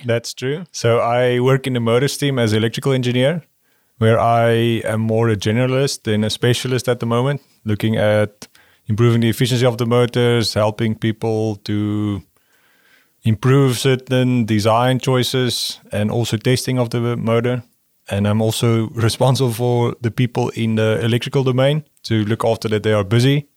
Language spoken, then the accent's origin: English; South Africa; moved away; the people I grew up with in South Africa